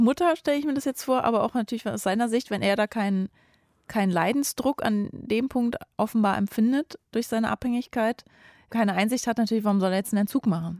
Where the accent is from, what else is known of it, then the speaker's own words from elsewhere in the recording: Berlin, Germany; ich bin nur um die Ecke von Christiane F. aufgewachsen in Berlin-Neukölln in einer Gruppierstadt, also so eine Hochhaussiedlung